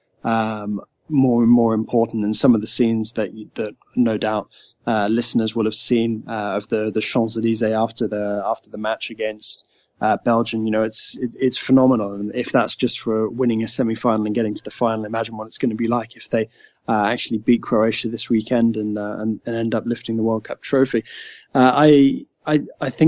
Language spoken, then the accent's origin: English; England, United Kingdom; an English guy